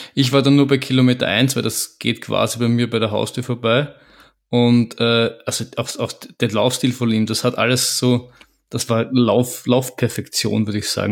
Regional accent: Vienna, Austria; wir als Wiener oder um, Wien-Umkreisigerer

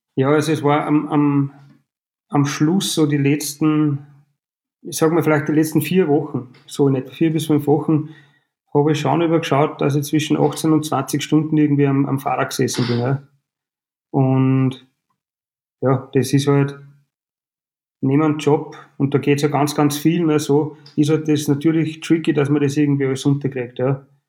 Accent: Frankenburg am Hausruck, Upper Austria, Austria; ich bin gebürtig aus Frankenburg

